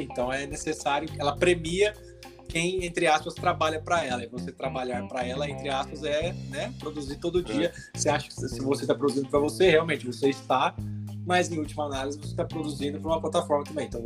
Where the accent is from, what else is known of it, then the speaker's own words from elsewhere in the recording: São Paulo, Brazil; Isso, somos de São Paulo mesmo.